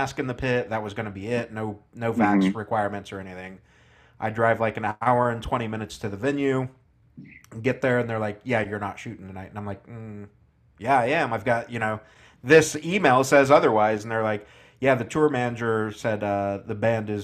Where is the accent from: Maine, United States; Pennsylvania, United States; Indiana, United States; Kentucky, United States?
Indiana, United States; an hour north of Indianapolis, United States; I'm from the Midwest myself